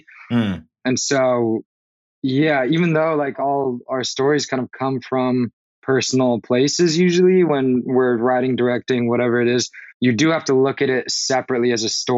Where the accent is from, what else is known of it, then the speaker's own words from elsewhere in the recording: Los Angeles, California, United States; I grew up here. Specifically, I grew up in the Valley